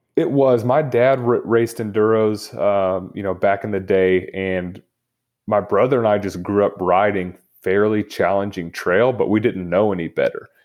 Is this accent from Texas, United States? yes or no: yes; Lubbock, Texas, United States; I grew up in Lubbock, Texas